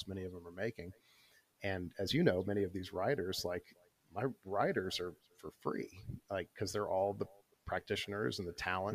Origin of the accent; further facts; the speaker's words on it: Michigan, United States; also born or lived in St. Louis, Missouri; now in Durham, United States; growing up in Michigan